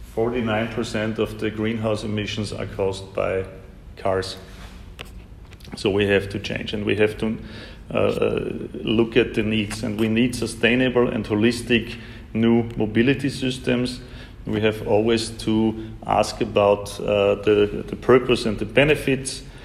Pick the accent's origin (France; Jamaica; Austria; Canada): Austria; Vienna; Vienna, my hometown